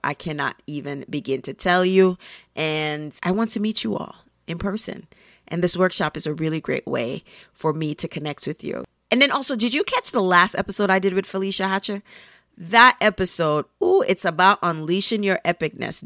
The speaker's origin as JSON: {"language": "English", "country": "Jamaica", "moved": "yes", "lives_now": "Brooklyn, United States", "said": "I'm a Jamaican and of Caribbean heritage"}